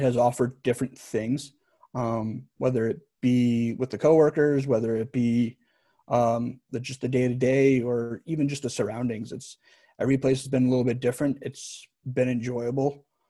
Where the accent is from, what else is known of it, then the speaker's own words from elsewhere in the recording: Northeast, United States; now in Alabama, United States; I'd never pictured myself growing up in the Northeast and saying, yeah, I'm going to live in Alabama.